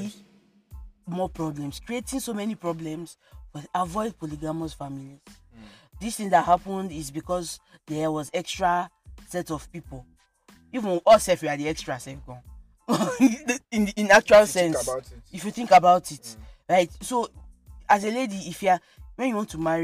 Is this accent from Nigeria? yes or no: yes; Lagos, Nigeria; also born or lived in England; I identify as a Lagosian, right? And also as an English person, right?